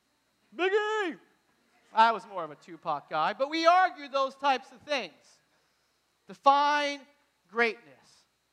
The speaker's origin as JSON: {"language": "English", "region": "New Hampshire", "country": "United States", "tie": "born or raised there", "moved": "yes", "said": "Now I'm from New Hampshire again. My dad coaches at Southern New Hampshire University. So I grew up in New England."}